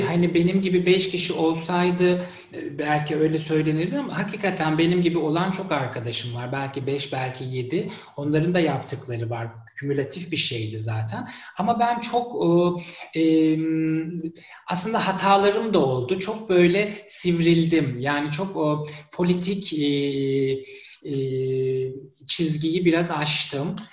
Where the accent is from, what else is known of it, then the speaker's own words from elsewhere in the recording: Turkey; moved away as an adult; ben 40 yaşından sonra e, memleketimi terk etmek zorunda kalan bir kişiyim.